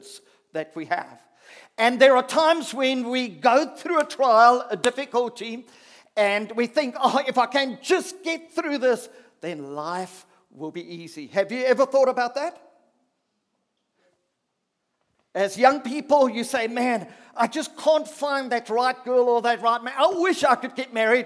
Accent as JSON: {"language": "English", "country": "South Africa", "said": "as a South African person"}